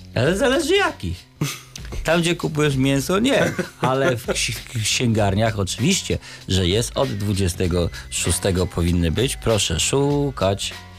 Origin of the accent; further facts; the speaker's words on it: Warsaw, Masovian Voivodeship, Poland; Ja jestem chłopak z Warszawy